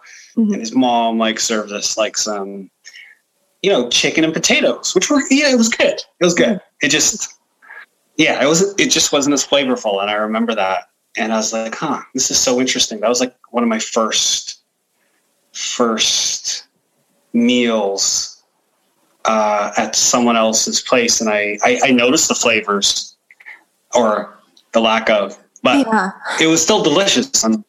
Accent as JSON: {"language": "English", "region": "Ontario", "country": "Canada", "tie": "born or raised there", "said": "you know, I grew up in Bathurst and Steeles. Mm-hmm. And so it was a predominantly like European neighborhood, Eastern European neighborhood."}